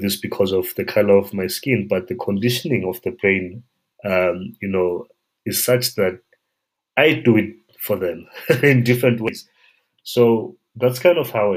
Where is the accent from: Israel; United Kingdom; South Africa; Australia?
South Africa; a South African person and a child that grew up in this environment